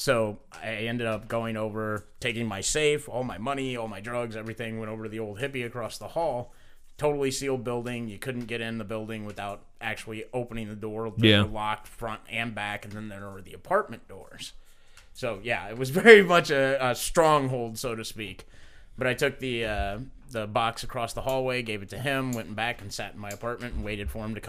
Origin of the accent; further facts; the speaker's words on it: Evansville, Indiana, United States; I grew up in Evansville. I know every back way, every, you know, side street, every little hidey hole